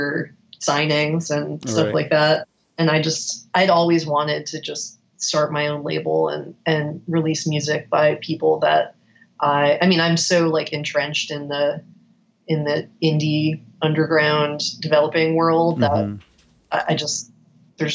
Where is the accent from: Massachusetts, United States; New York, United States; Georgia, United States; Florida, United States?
Florida, United States; South; we're from South Florida